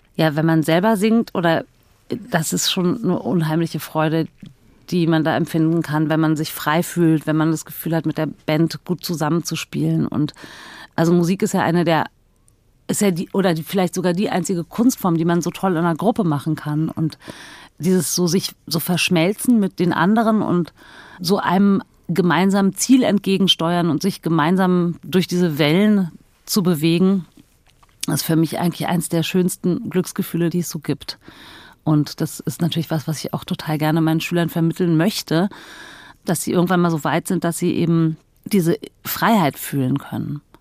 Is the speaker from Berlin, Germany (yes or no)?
yes; Berlin, Germany; ich bin ja in Berlin groß geworden mit zwei Schwestern und mit meiner Mutter